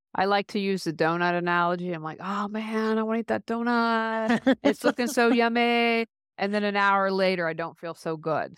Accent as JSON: {"language": "English", "country": "United States", "tie": "born or raised there", "also_born_or_lived": "Raleigh, North Carolina", "moved": "as an adult", "said": "we moved back to my hometown, which I'm in a small hometown"}